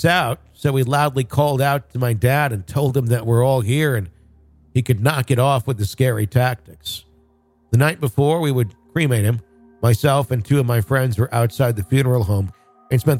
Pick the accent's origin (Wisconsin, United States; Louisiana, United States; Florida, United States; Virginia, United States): Wisconsin, United States; I grew up in Wisconsin.